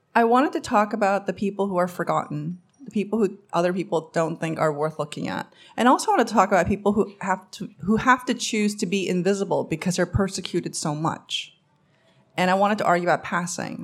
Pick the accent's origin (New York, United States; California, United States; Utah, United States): New York, United States; English is a second language; also born or lived in Korea; I grew up in Queens, New York